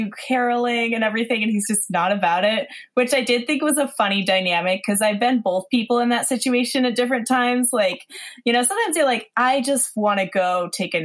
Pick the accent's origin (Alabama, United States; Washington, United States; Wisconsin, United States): Washington, United States; Seattle; also born or lived in Queens, New York; now in New York, United States; I grew up in Seattle, so my family's all West Coast.